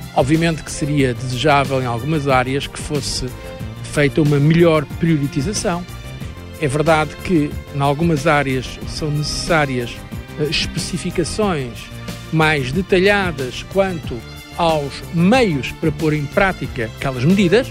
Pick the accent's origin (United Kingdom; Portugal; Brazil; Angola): Portugal; Agora estou dizendo como português.